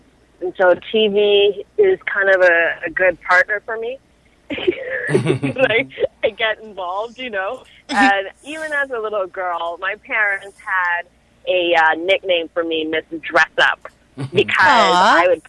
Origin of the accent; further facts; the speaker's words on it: Toronto, Ontario, Canada; I grew up in North York, like Lawrence and Keele area. And I went to school downtown, like Jarvis Collegiate, and Ryerson University is my alma mater.